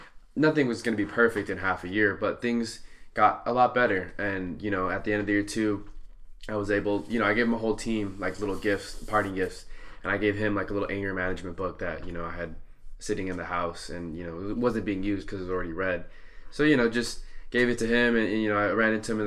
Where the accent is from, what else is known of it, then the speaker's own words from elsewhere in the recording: Santa Ana, California, United States; I grew up in Santa Ana, which is neighboring to Garden Grove